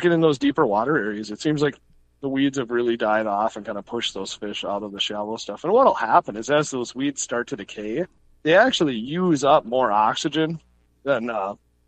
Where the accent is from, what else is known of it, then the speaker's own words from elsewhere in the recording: Two Harbors, Minnesota, United States; I grew up in Two Harbors